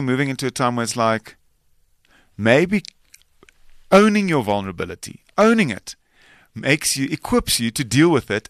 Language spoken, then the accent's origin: English; South Africa; first language Afrikaans; English is a second language; Most of the dialogue is in Afrikaans because that's my native tongue.